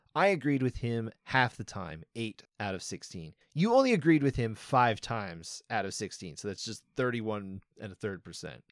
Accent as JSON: {"language": "English", "country": "United States", "said": "I am obviously an American"}